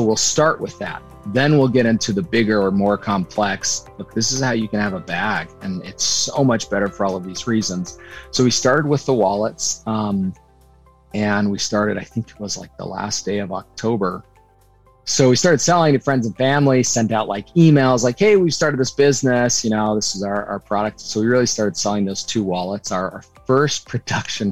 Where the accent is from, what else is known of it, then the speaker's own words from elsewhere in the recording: Utah, United States; moved away; also born or lived in New York City; we're both from Utah